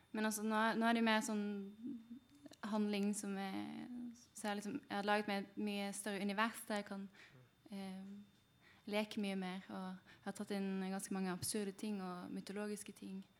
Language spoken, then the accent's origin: Norwegian; Western Norway, Norway; jeg er jo fra Vest Vestlandet